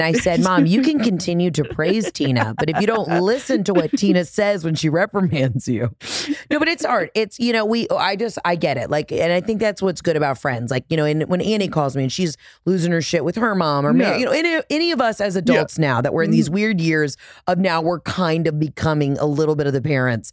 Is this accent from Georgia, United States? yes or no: yes; Atlanta, Georgia, United States; also born or lived in Oxford, Mississippi; I'm from Atlanta